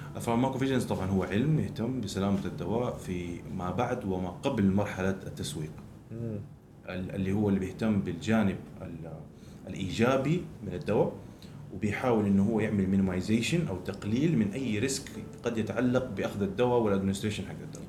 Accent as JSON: {"language": "Arabic", "town": "Jeddah", "region": "Makkah Province", "country": "Saudi Arabia", "tie": "born or raised there", "also_born_or_lived": "Dundee, Scotland"}